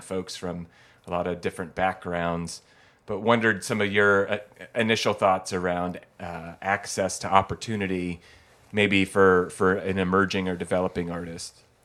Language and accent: English; Eugene, Oregon, United States; growing up in Eugene or on the West Coast